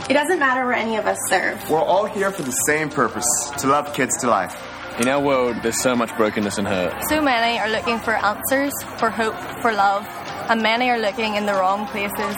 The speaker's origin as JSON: {"language": "English", "town": "Ndola", "region": "Copperbelt Province", "country": "Zambia", "said": "I'm from Ndola, Zambia."}